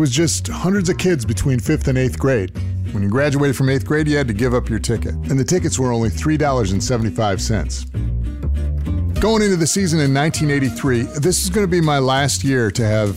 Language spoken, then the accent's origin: English; Green Bay, Wisconsin, United States; I grew up in Green Bay, Wisconsin